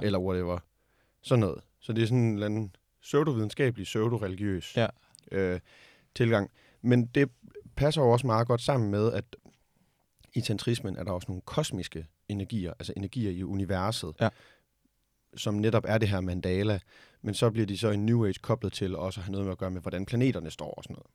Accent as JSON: {"language": "Danish", "country": "Denmark", "said": "vi som danskere"}